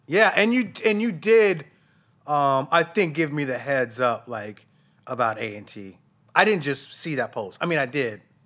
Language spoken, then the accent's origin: English; Denver, Colorado, United States; moved away as an adult; I was from Denver